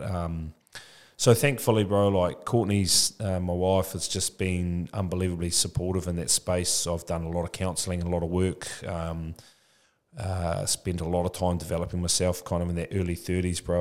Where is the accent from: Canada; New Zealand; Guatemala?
New Zealand; Tokoroa, Waikato; now in Papamoa, New Zealand; I'm from Tokoroa, born and bred Tokoroa